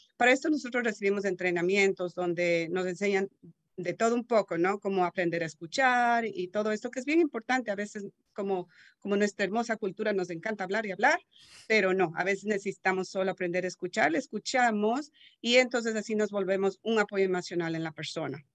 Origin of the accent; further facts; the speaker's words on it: Ecuador; now in Marin County, United States; soy de Ecuador, llevo ya 30 años en este país